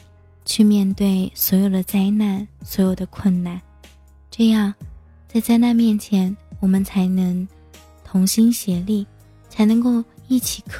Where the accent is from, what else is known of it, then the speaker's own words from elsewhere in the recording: Tianjin, China; 我看到了我的家乡天津发生了这个爆炸事件